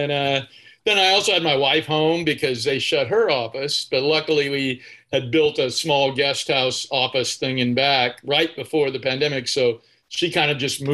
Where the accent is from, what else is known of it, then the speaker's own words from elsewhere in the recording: Bakersfield, California, United States; I grew up in Bakersfield.